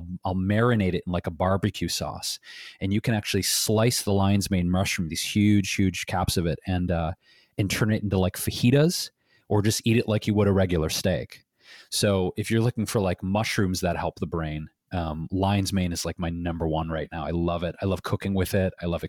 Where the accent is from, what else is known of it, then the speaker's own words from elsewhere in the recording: Detroit, Michigan, United States; Yeah, I look back, Jeff, to my childhood and growing up in Detroit, Michigan.